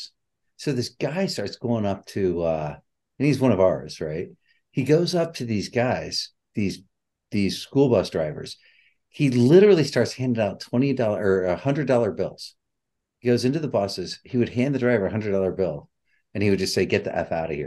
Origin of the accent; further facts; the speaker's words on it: Salina, United States; I'm from Salina